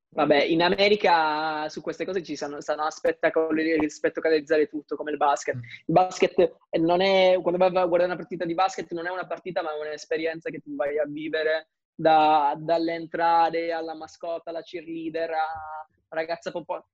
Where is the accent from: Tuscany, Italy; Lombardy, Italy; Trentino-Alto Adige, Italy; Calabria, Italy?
Calabria, Italy; now in Milan, Italy; rappresentare la mia terra, Mm, cioè la Calabria a livello internazionale